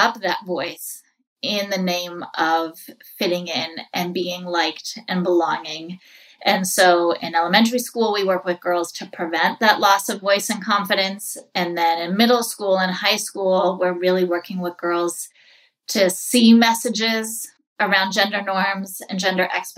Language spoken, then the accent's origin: English; New England, United States; moved away as an adult; also born or lived in New York City; I grew up in New England